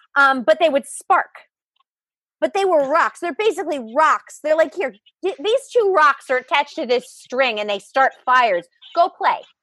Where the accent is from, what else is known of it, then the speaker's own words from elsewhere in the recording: Long Island, New York, United States; moved away; I grew up on Long Island